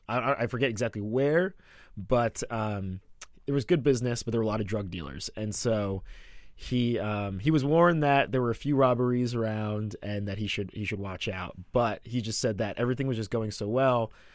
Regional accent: Atlanta, Georgia, United States; accent: American; moved away; also born or lived in Ramsey, New Jersey; I call Atlanta my hometown now 'cause I went to college there. It was my formative years

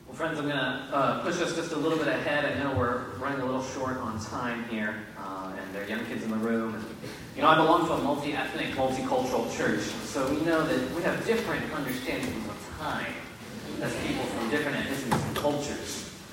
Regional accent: Richmond, Virginia, United States; also born or lived in Florida / Haiti; I moved back to my hometown of Richmond, Virginia

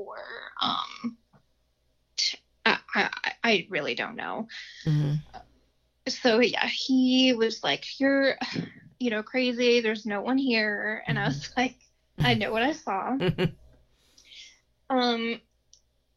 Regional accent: Findlay, Ohio, United States; moved away as an adult; now in Dayton, United States; We ended up moving down to the Dayton area because we're originally from Findlay

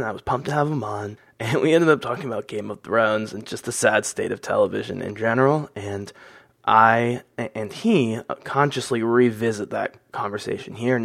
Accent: Pennsylvania, United States; I'm from Pennsylvania

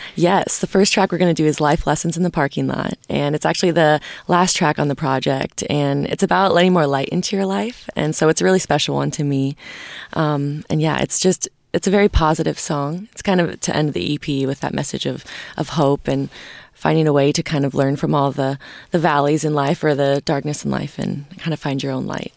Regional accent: Nashville, Tennessee, United States; I come from Nashville, Tennessee

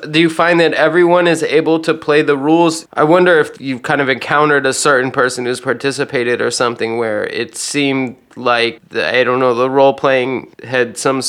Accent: Virginia, United States; The other thing I was going to say is that I grew up in Virginia

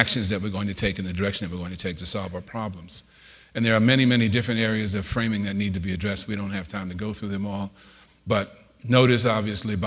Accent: New York City, New York, United States; moved away; I was born in the South Bronx, the typical poverty profile. My mother was raised with three boys by herself

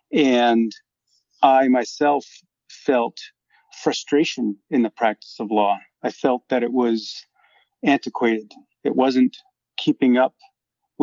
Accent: Syracuse, New York, United States; moved away as an adult; my hometown of Syracuse, New York

